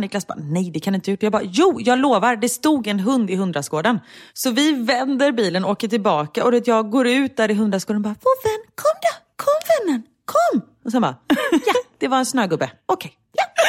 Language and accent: Swedish; Gothenburg, Västra Götaland, Sweden